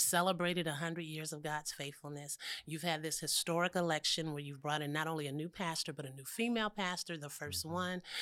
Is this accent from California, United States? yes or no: yes; San Francisco Bay Area, California, United States; I am from the Bay Area